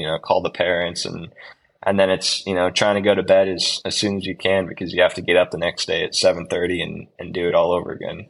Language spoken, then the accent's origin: English; United States; now in Girona, Spain; being an American rider